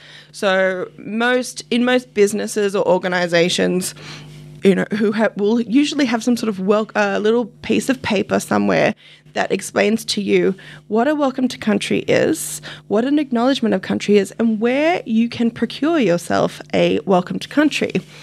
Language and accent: English; New South Wales, Australia; I, being a New South Wales person growing up in New South Wales